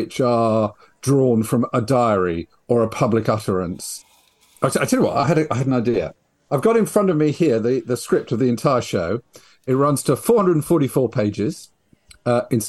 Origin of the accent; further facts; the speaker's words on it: United Kingdom; I'm a British writer